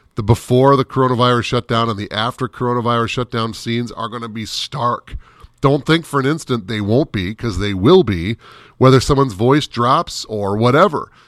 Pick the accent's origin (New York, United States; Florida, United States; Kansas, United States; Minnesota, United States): Minnesota, United States; Minneapolis–Saint Paul; I grew up in the Twin Cities